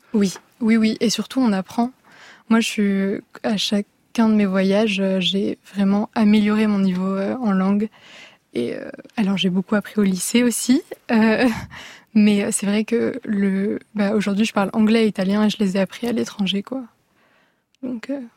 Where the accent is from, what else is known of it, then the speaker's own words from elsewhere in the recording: Paris, Île-de-France, France; je viens de Paris